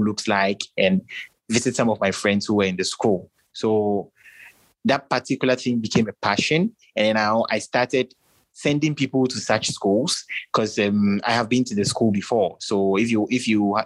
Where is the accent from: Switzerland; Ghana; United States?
Ghana; I'm from Ghana